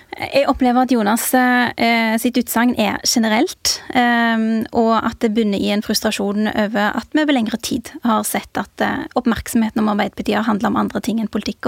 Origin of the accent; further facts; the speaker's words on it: Jørpeland/Strand municipality, Rogaland, Norway; now in Oslo, Norway; jeg kommer fra Bjøringsbygd i Strand kommune